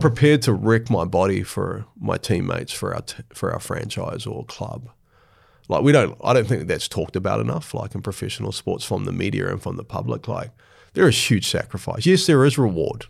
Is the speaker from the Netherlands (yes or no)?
no; Hastings, Hawke's Bay, New Zealand; In Hastings, yeah, in Hawke's Bay, which is sort of in the east coast of the North Island.